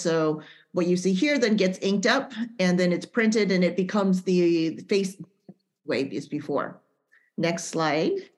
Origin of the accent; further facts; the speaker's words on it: Central Valley, California, United States; we're both from the Central Valley and that we're both um, Japanese American